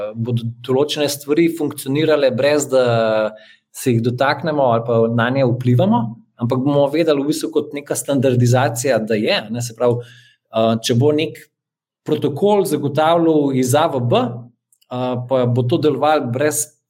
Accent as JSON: {"language": "Slovenian", "country": "Slovenia"}